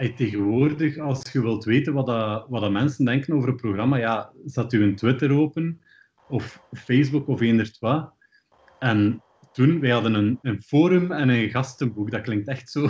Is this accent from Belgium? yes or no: yes; Ghent, Flanders, Belgium; ik ben opgegroeid in Sint-Kruiswinkel. En dat is iets waar de meeste mensen nog nooit van gehoord hebben. Dat is de meest noordelijke deelgemeente van Gent.